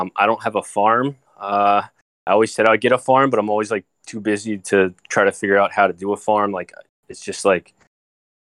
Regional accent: Tabernacle, New Jersey, United States; I used to live in this town, right, called Tabernacle, or I grew up in Chemung. Okay, so it's a town, it's 50 square miles, it's in New Jersey

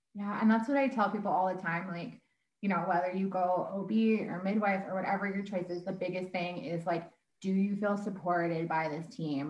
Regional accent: Sherwood Park, Alberta, Canada; moved away as an adult; also born or lived in Vancouver; I was raised in Sherwood Park

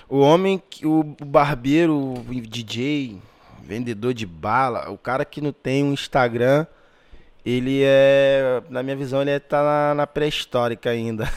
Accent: Magé, Rio de Janeiro, Brazil; moved away as an adult; also born or lived in Pavuna, Rio de Janeiro; Eu não era tão valorizado ali na minha, na minha cidade

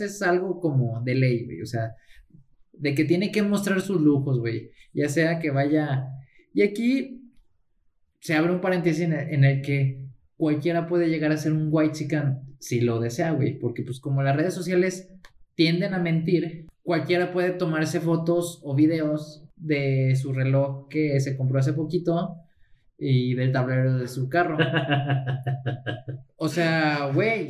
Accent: Mexico; yo soy mexicano

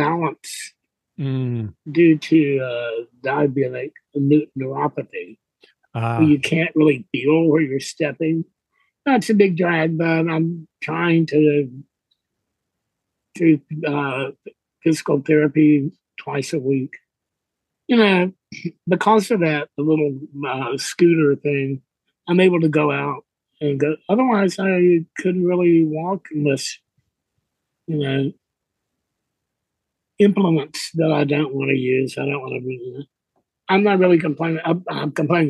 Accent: Gurdon, Arkansas, United States; moved away; also born or lived in Texas / San Francisco; I was born in Arkansas. A little town there called Gurdon

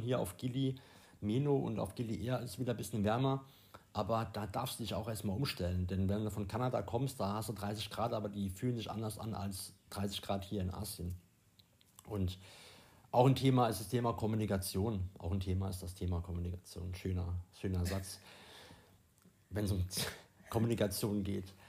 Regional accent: Germany; bei uns in Deutschland

